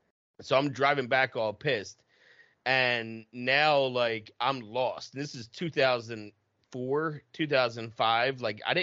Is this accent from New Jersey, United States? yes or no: yes; outside of Camden, New Jersey, United States; I grew up outside of Camden.